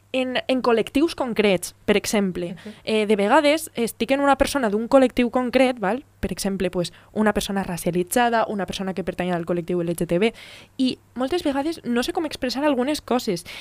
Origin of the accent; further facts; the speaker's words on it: Navarrés, Valencian Community, Spain; soy de Navarrés